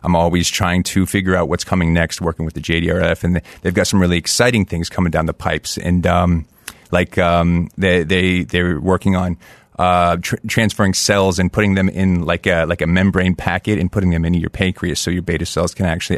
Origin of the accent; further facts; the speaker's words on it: Fairbanks, Alaska, United States; born there; also born or lived in Colorado Springs, United States; I was born near Fairbanks, Alaska. Both my parents were stationed up there in Clear Air Force Base.